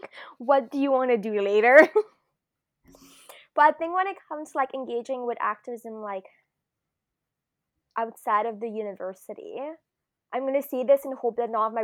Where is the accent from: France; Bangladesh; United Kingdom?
France; moved away; also born or lived in Japan; So, but I am French, like I was born in France. I'm half, and I hadn't lived in Europe for a really long time.